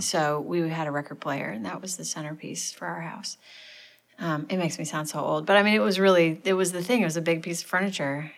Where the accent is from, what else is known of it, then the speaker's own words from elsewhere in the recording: St. Louis, Missouri, United States; now in Nashville, United States; I'm from St. Louis. Um, big family. We kind of grew up in the suburbs